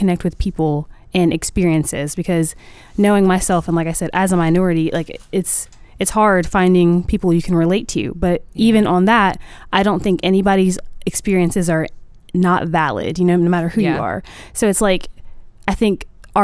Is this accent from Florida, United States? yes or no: no; Columbia, South Carolina, United States; I'm in Columbia, South Carolina. Okay. My hometown